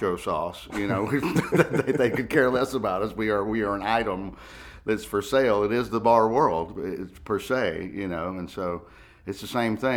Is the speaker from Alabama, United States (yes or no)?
yes; Alabama, United States; now in New York, United States; we're from Alabama